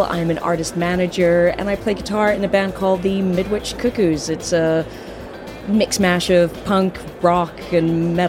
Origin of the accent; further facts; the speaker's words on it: London, United Kingdom; I'm from London in the United Kingdom.